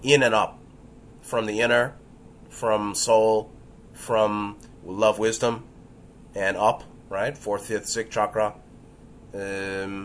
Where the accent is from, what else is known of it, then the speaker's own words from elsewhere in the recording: New York City, New York, United States; growing up in New York City